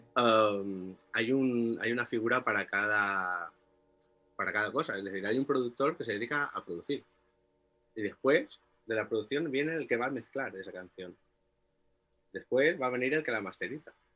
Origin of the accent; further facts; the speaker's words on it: Inca, Balearic Islands, Spain; moved away as an adult; now in Biniamar, Spain; yo soy de Inca, de un pueblo un poco más grande y y el cambio fue hace 11 años